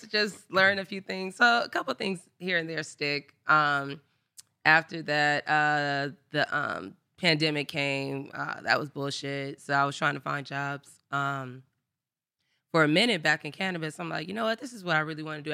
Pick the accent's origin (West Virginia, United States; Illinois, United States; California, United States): California, United States; Inglewood; also born or lived in Los Angeles; I am from Inglewood, California, born and raised.